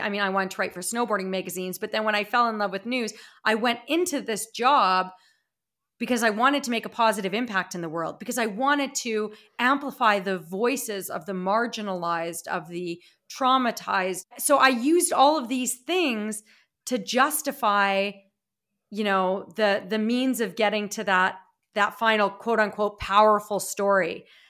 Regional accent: Regina, Saskatchewan, Canada; moved away as an adult; also born or lived in Calgary, Alberta / Toronto, Ontario; my hometown of Regina, Saskatchewan, where I am now

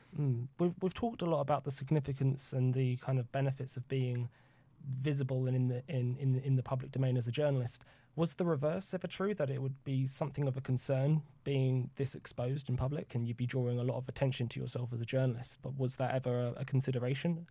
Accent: United Kingdom; as a British journalist

